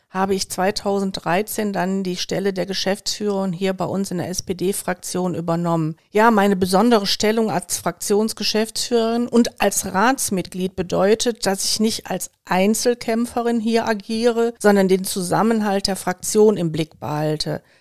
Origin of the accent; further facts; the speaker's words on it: Wuppertal, North Rhine-Westphalia, Germany; now in Remscheid, Germany; Also ich bin nicht nur in Kronenberg aufgewachsen, ich habe auch eine ganze Zeit in der Südstadt von Elberfeld gelebt und bin heute nach wie vor eng mit Kronenberg verbunden